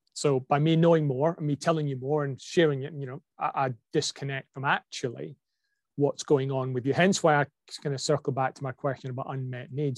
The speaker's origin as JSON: {"language": "English", "region": "Scotland", "country": "United Kingdom", "said": "I'm a Scot with a Scottish name with an English family who's got an Aussie passport"}